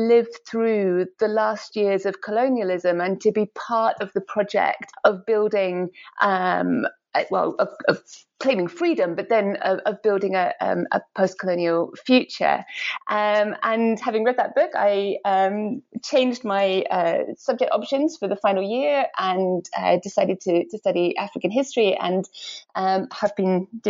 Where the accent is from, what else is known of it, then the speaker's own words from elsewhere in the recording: Edinburgh, Scotland, United Kingdom; I grew up in Edinburgh, in Scotland.